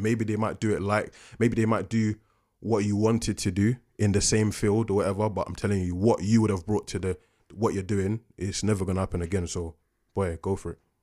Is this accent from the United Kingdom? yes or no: yes; London, United Kingdom; also born or lived in Coventry; I'm from Peckham